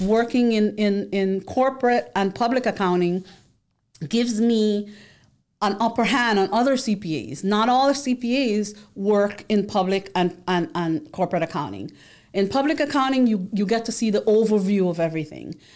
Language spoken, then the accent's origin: English; New York City, New York, United States; moved away as an adult; now in Florida, United States; I am from the Bronx, Boogie Down Bronx